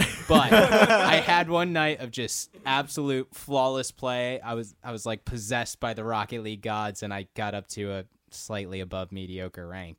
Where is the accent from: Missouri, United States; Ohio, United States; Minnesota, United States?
Minnesota, United States; moved away; I'm from Minnesota.